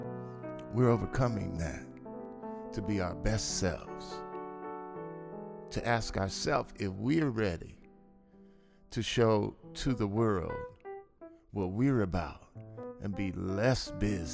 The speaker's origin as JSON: {"language": "English", "town": "Los Angeles", "region": "California", "country": "United States", "tie": "born or raised there", "said": "I grew up in South Central L.A."}